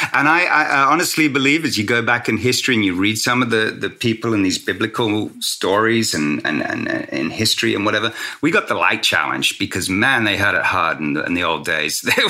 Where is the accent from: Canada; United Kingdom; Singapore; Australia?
Australia; even though I'm not an American citizen. I grew up living and breathing Americana as a kid back home in Australia.